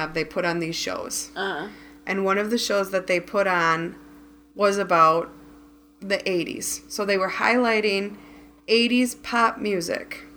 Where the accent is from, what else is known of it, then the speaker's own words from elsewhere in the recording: Midwest, United States; we're from the Midwest.